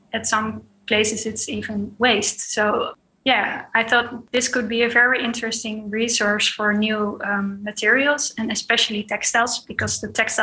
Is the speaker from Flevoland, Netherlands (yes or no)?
no; The Hague, South Holland, Netherlands; I grew up in The Hague, near to the beach.